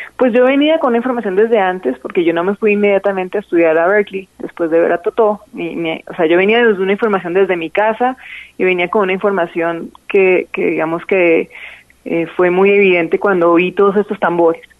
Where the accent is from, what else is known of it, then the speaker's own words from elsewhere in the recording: Bogotá, Colombia; Yo nací en, en, en Bogotá, aunque mi familia es paisa.